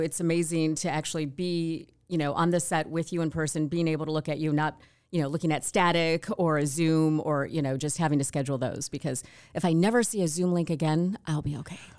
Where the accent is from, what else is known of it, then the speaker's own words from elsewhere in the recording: Wayne, Michigan, United States; moved away as an adult; also born or lived in California; I grew up in Wayne, but I always wanted, uh, to leave, honestly, Michigan